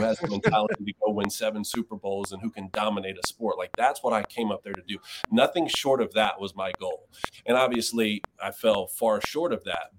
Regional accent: near Savannah, Georgia, United States; also born or lived in Michigan / Atlanta; georgia was my home state i'm from down there near savannah

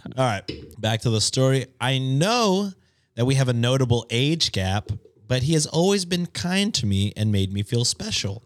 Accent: United States; as an American

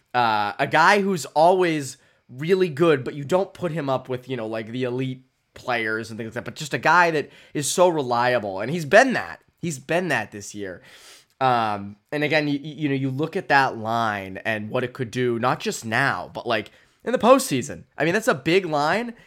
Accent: Framingham, Massachusetts, United States; I grew up in Framingham

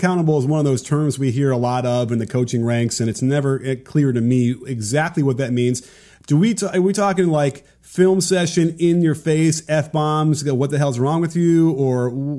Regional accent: Chicago, Illinois, United States; I grew up in Chicago.

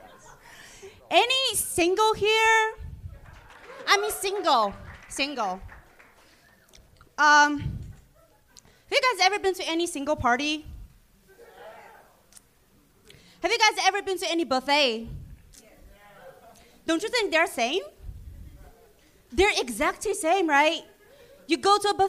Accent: China; English is a second language; moved away; I'm from China

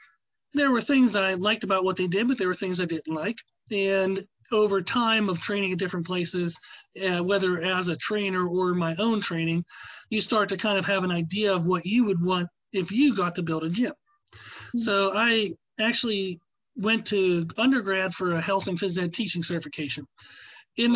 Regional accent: Pennsylvania, United States; moved away; But where I grew up in Pennsylvania was a really small town

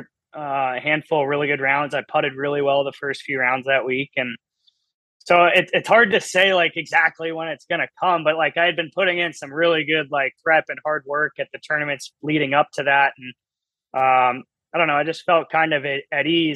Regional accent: Maryland, United States; born or raised there

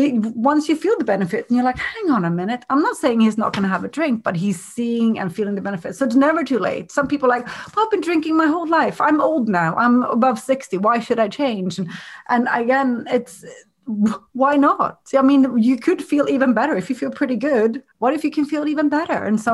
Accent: Sweden; I'm from Sweden and there's a huge drinking culture up there, especially up in North Sweden.

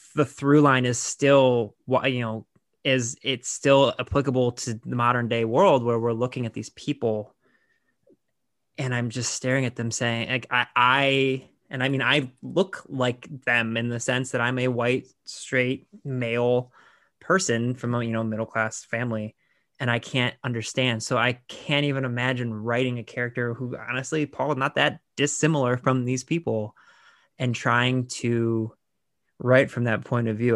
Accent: Lorain, Ohio, United States; I'm from Laredo, Ohio, where Toni Morrison is from

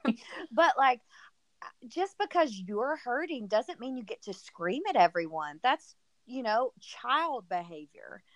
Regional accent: the South, United States; I'm obviously from the South.

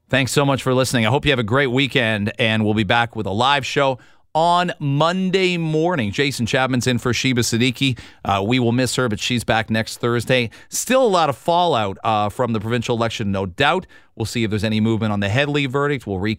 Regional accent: London, Ontario, Canada; when I grew up in London.

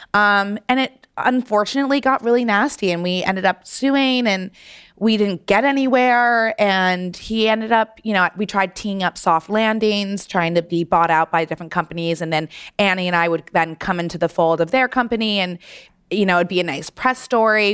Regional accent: New York City, New York, United States; growing up in New York City, I knew the places I wanted to go to get blowouts

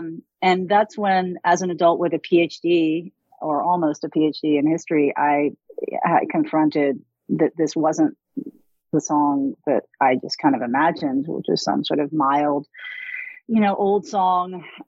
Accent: Louisville, Kentucky, United States; moved away as an adult; I grew up in Louisville. I grew up just a few miles from Churchill Downs racetrack

